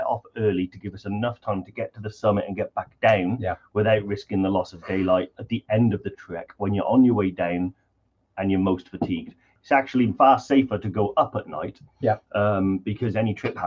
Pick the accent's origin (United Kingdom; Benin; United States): United Kingdom; Newport; I'm from Newport